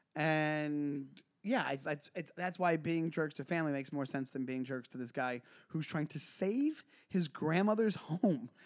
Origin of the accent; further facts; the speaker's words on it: Long Island, New York, United States; I'm from Long Island